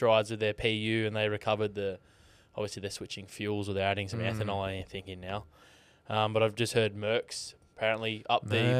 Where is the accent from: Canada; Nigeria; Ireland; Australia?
Australia; To celebrate our culture, mate. Celebrate